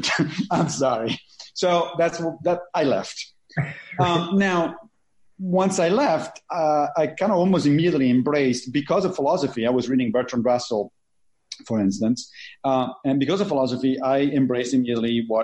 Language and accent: English; Rome, Lazio, Italy; moved away; I grew up Catholic in Italy, in Rome, like literally next to the Pope